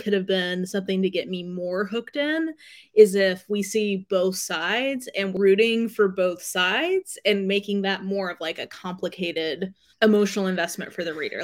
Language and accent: English; Canada; we don't have T V in Canada